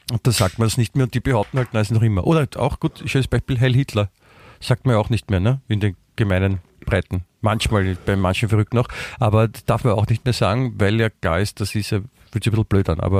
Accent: Vienna, Austria; Nein, wie gesagt, bei uns in Wien sagt man guten Tag, was ja das, das, das Allgemeinere ist.

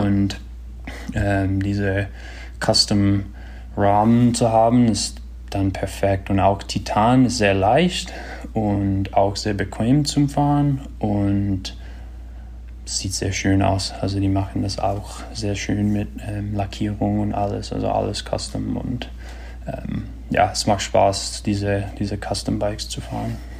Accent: Marin County, California, United States; ich bin da in Marin County, Kalifornien groß geworden

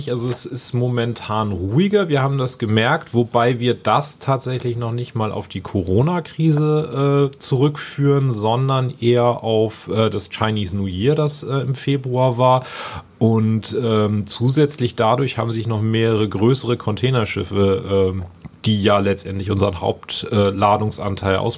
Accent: Lübeck, Schleswig-Holstein, Germany; habe dann meine Ausbildung in meiner Heimatstadt Lübeck gemacht beim großen Industriebetrieb

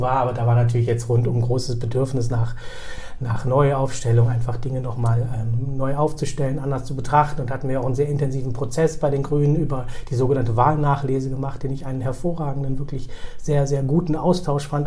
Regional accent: Bremen, Germany; also born or lived in Karlovy Vary, Czech Republic / Berlin, Germany; Ich bin äh, in Bremen aufgewachsen, habe sozusagen die zentralen Stationen meiner Kindheit und Jugend hier verbracht

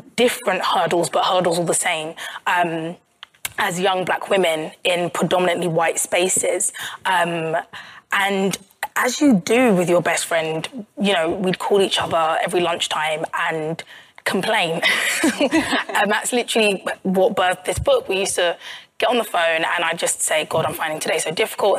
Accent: Croydon, London, United Kingdom; i'm from croydon which is in south london

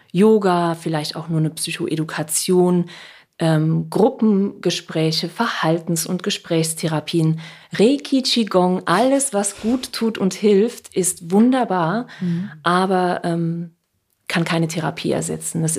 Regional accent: Saarland, Germany; now in Hamburg, Germany; ich sage immer, ich bin gebürtige Saarländerin und ab und zu klinge ich wie Heinz Becker oder Gerd Dudenhöfer, wie man ihn auch immer kennt. Und äh, das war für mich am Anfang hier in Hamburg ein Riesenproblem.

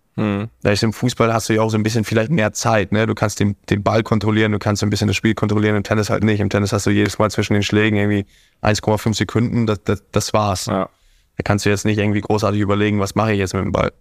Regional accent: Hamburg, Germany; now in Monaco; Hamburg wird immer meine Heimat sein.

